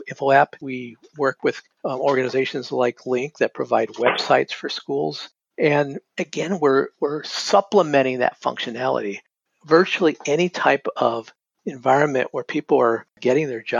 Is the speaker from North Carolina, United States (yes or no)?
yes; North Carolina, United States; moved away as an adult; also born or lived in Massachusetts; I grew up in North Carolina